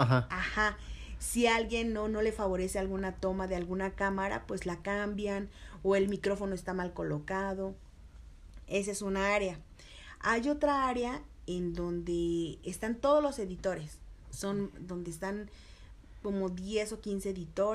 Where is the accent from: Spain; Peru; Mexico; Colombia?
Mexico; Mexico City; nací aquí, soy chilanga, 100%, mexicana de corazón